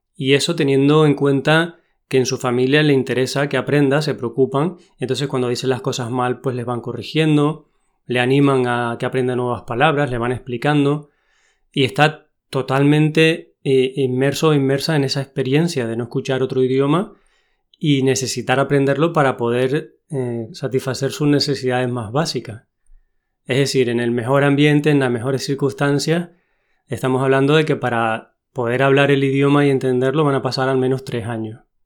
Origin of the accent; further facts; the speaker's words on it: Tenerife, Canary Islands, Spain; accent: canario; vengo de Tenerife